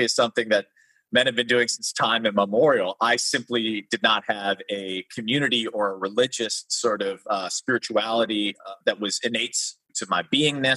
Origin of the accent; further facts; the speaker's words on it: Chicago, Illinois, United States; I grew up in Chicago